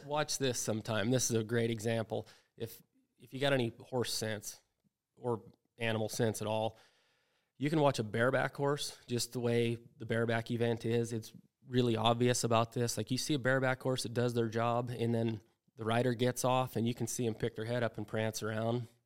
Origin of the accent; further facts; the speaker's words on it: Wyoming, United States; I grew up in Wyoming